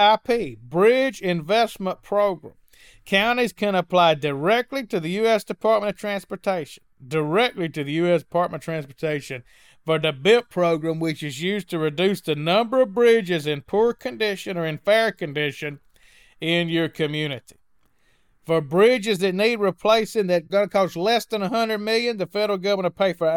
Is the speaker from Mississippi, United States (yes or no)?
yes; Mississippi, United States; where I grew up in Mississippi, every time you turn around, somebody's hitting a deer